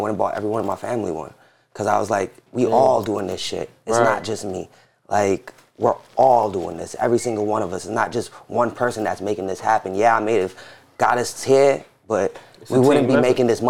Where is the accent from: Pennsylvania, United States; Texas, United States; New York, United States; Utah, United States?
New York, United States; New York City; And then me and my brother was born in Jamaica. My sister was born in Florida. And we grew up in Jamaica. And then was just there our whole life, basically. And Jamaica, Queens, right? Yeah, Jamaica, Queens.